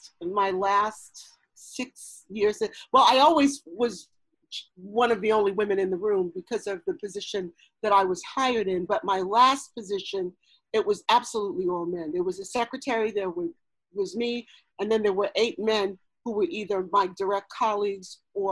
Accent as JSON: {"language": "English", "town": "New York City", "region": "New York", "country": "United States", "tie": "born or raised there", "said": "I'm a Brooklyn girl. I was born and raised in Brooklyn and did all of my schooling in East New York, Brooklyn."}